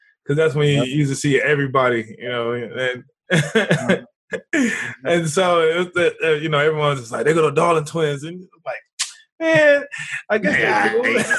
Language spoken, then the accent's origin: English; Houston, Texas, United States; Devard and I, we're both from Houston, Texas. So we grew up there.